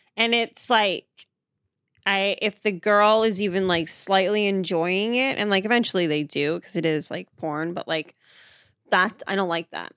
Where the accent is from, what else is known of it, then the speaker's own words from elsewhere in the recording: Marshfield, Massachusetts, United States; moved away; I grew up in Massachusetts, um, in a town called Marshfield